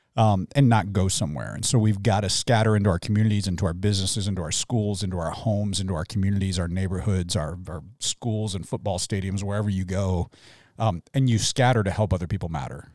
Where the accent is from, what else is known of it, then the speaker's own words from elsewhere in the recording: Midwest, United States; now in Tucson, United States; I came from the Midwest, like, near Kentucky